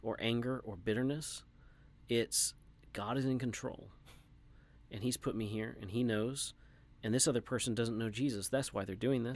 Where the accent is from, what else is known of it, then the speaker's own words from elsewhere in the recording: Texas, United States; an American white guy from Texas